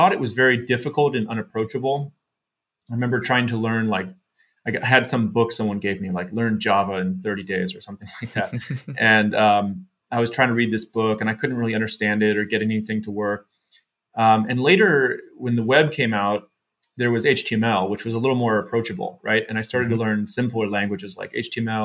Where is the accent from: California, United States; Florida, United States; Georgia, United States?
California, United States; San Jose; we were living in San Jose, California, where I grew up in the Bay Area